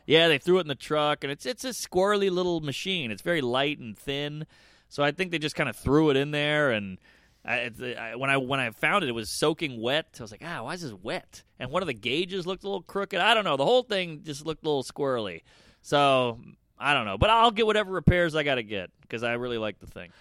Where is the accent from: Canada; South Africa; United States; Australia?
United States; New Orleans, Louisiana; I'm from New Orleans. I'm a Southern cunt.